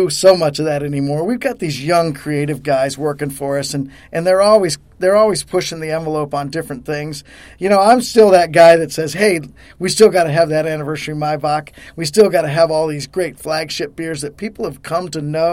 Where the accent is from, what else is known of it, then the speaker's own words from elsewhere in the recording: Colorado, United States; moved away as an adult; now in Harrisburg, United States; I was from Colorado